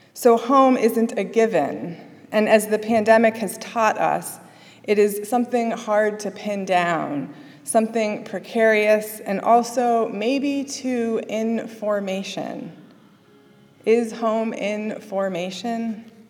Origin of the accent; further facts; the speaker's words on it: Springfield, Massachusetts, United States; I grew up in Springfield, Massachusetts, before moving to a small rural farming town just south on the Connecticut border